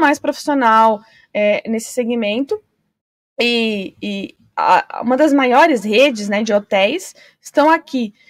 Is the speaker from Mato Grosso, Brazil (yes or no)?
no; Foz do Iguaçu, Paraná, Brazil; eu que sou nascida em Foz